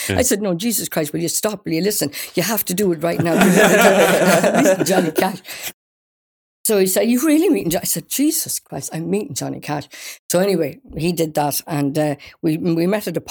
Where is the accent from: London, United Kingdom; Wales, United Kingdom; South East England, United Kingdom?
Wales, United Kingdom; accent: Irish; moved away; also born or lived in Ireland; I was brought up in Wales